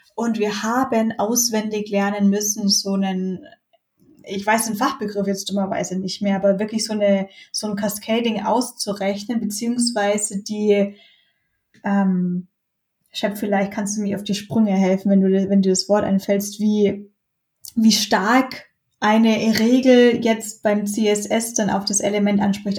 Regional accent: Bayreuth, Bavaria, Germany; moved away as an adult; also born or lived in Munich; das hat es halt in Bayreuth gegeben, wo ich herkomme

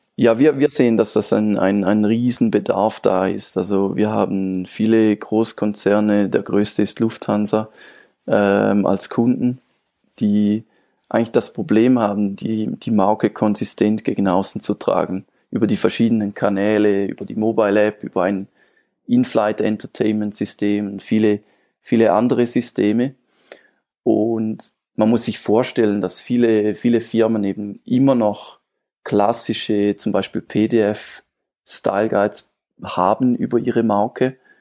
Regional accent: Switzerland; ich komme aus der Schweiz.

